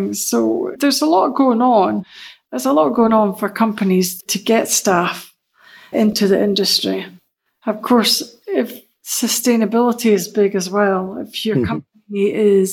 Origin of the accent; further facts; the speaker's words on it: Aberdeen, Scotland, United Kingdom; moved away as an adult; now in Denmark; I was born and raised in Aberdeen.